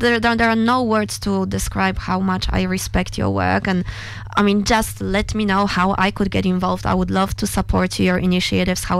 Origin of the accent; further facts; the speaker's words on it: Poland; moved away; I grew up in Poland